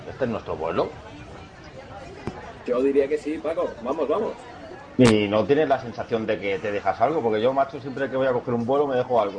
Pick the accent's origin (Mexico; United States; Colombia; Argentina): Argentina; juego en el Torrevieja, soy argentino.